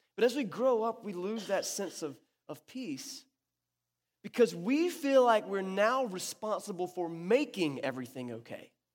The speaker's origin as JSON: {"language": "English", "region": "North Carolina", "country": "United States", "tie": "born or raised there", "said": "it went right over my hometown"}